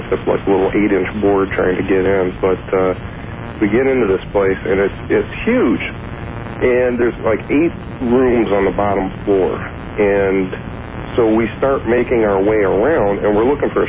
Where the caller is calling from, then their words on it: Chicago, Illinois, United States; I am calling from Chicago, WLS